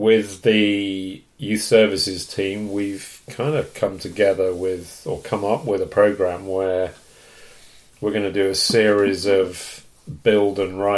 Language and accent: English; England, United Kingdom; now in Canada; I'm obviously from England, was born.